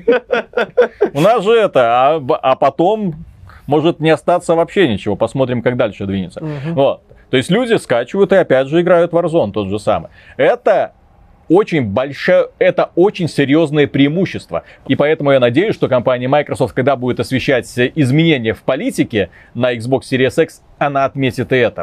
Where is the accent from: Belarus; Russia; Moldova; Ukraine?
Belarus; Мы же белорусы